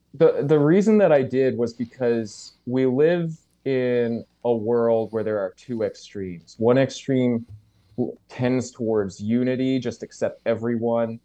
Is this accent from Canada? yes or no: yes; St. John's, Newfoundland and Labrador, Canada; moved away as an adult; now in New Brunswick, Canada; I grew up in Saint John's, uh, N L